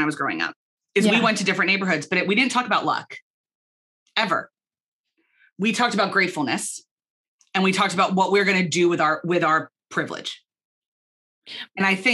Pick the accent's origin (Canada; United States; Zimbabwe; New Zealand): United States; moved away as an adult; also born or lived in Belfast, Northern Ireland; now in Philadelphia, United States; I was born in America.